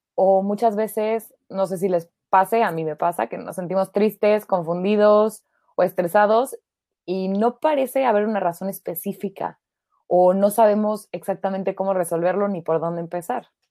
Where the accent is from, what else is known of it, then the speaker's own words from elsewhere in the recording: Mexico; now in Germany; soy mexicana